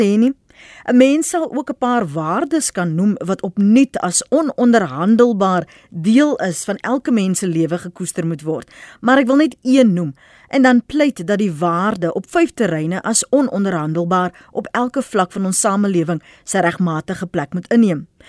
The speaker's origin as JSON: {"language": "Afrikaans", "country": "South Africa"}